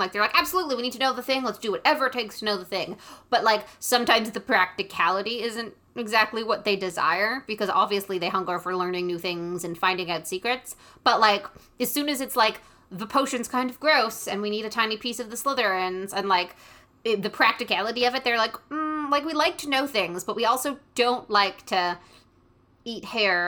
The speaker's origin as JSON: {"language": "English", "country": "Canada"}